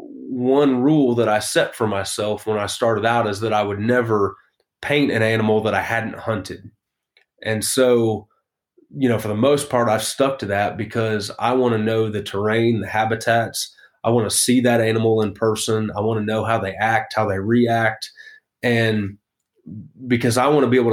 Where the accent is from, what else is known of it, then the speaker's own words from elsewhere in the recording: Western Illinois, United States; I actually grew up in Western Illinois